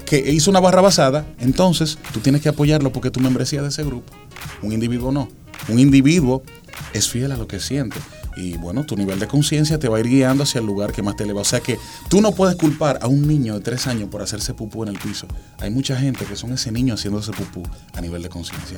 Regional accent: Dominican Republic; soy el único dominicano

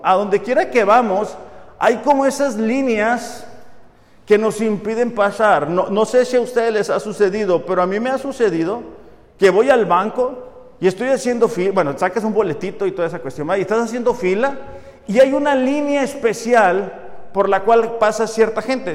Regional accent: Mexico; nacimos en México

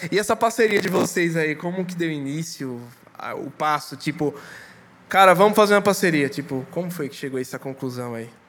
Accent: Pernambuco, Brazil; sou pernambucano.

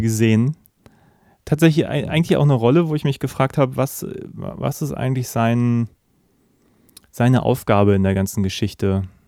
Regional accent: Germany; als Deutscher

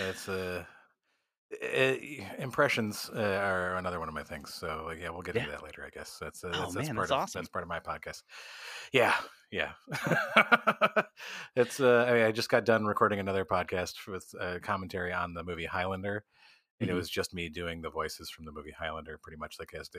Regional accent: Midwest, United States; now in New York, United States; But I started out as an actor. So that's why I moved to New York from the Midwest, was to do acting.

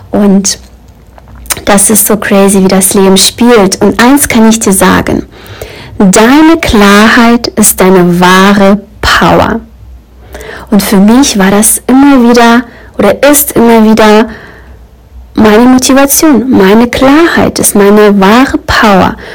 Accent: Brandenburg, Germany; also born or lived in Kyiv, Ukraine; Ich bin in Kiew geboren und ich bin mit zehn Jahren mit meiner Mama nach Deutschland gezogen. Wir sind in einem Brandenburger Dorf gelandet

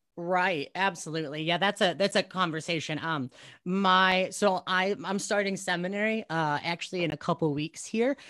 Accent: United States; I'm actually pretty deeply American

